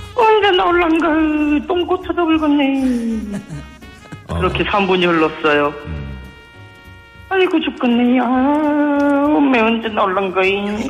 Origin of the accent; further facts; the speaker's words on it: Gangjin, South Jeolla, South Korea; now in Seoul, South Korea; 저는 서울로 상경에서 자취하고 있는 전남 강진군에 살았던 청년 DJ